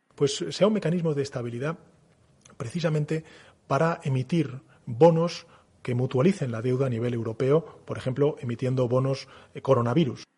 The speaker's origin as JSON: {"language": "Catalan", "region": "Catalonia", "country": "Spain", "said": "Som catalans."}